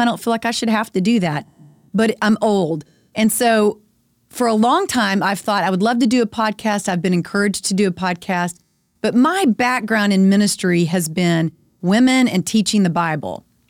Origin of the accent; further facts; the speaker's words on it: Friendswood, Texas, United States; We live in Friendswood. I'm a member of our school board because it's, um, important for me to be involved, and I love my hometown